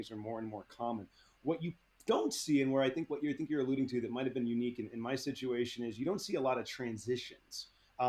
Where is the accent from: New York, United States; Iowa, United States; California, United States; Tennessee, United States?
California, United States; Bay Area; I grew up in the Bay Area